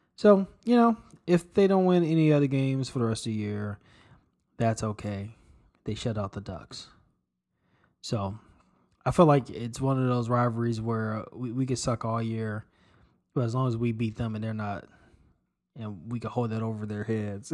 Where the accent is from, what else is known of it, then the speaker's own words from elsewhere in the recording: Chicago, Illinois, United States; moved away; growing up in Chicago